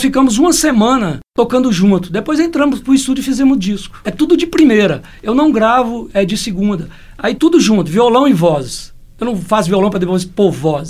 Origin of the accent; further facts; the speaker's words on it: Joaíma, Minas Gerais, Brazil; also born or lived in Almenara; eu brincava de roda quando era criança lá em Joaíma